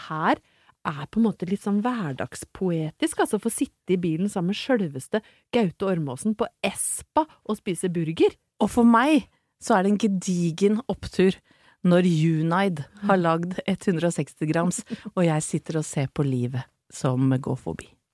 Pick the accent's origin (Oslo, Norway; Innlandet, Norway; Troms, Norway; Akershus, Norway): Innlandet, Norway; Brøttum; Jeg er fra Brøttum